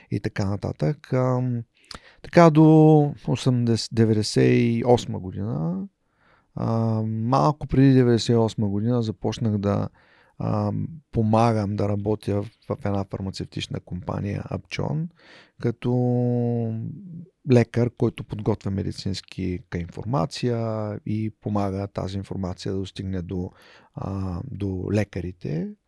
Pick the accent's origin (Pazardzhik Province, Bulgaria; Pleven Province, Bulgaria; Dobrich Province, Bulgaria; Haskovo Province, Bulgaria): Haskovo Province, Bulgaria; Haskovo; moved away as an adult; also born or lived in Plovdiv / Romania / Poland / Switzerland; Роден съм в Хасково.